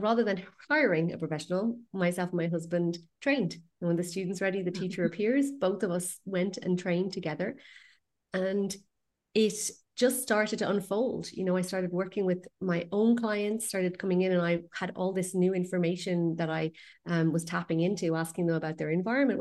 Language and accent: English; west coast of Ireland, west of Ireland, Ireland; I'm from the west coast of Ireland